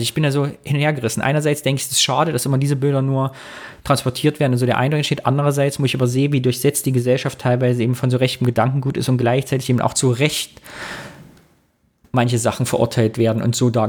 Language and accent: German; Sondershausen, Thuringia, Germany; Es gab ja den angeblichen Satanistenmord in Sondershausen, da wo ich herkomme, was meines Erachtens ein rechtsradikaler Mord war, der auch nie richtig damals thematisiert worden ist.